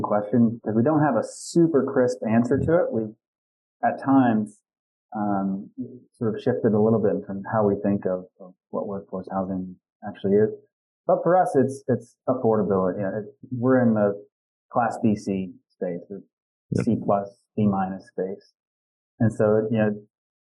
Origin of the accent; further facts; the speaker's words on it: Western Pennsylvania, United States; I grew up in Western Pennsylvania.